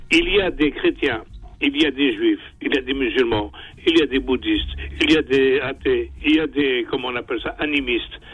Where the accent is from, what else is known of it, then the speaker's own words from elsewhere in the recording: Algeria; Je suis algérien.